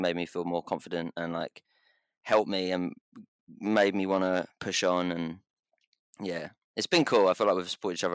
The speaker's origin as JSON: {"language": "English", "area": "Essex", "region": "East of England", "country": "United Kingdom", "said": "I'm from Essex. We have, I guess, quite strong accents"}